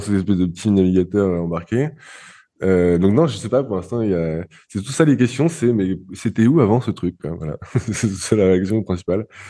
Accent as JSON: {"language": "French", "country": "France", "said": "je suis français"}